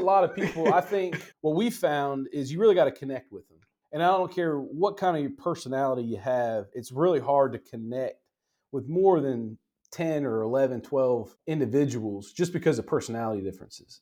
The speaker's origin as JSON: {"language": "English", "town": "Cary", "region": "North Carolina", "country": "United States", "tie": "born or raised there", "said": "from this area in general, the Cary Raleigh area, kind of like Cleveland, an unincorporated area"}